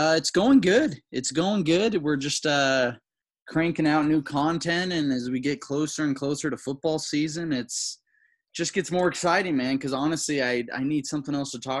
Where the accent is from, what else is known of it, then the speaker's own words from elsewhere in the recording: Broward County, Florida, United States; I'm from Broward County.